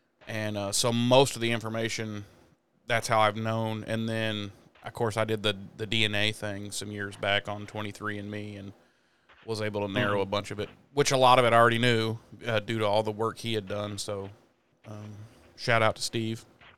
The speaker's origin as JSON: {"language": "English", "region": "Munster", "country": "Ireland", "said": "Because I am from County Cook, Ireland. That is where my people are from."}